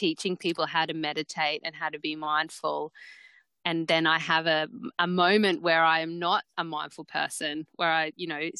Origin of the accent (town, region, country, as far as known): Mackay, Queensland, Australia; born or raised there